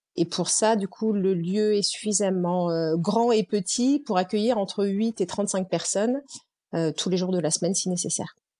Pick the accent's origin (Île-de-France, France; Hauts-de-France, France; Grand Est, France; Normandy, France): Normandy, France; moved away as an adult; also born or lived in Nancy; je suis normande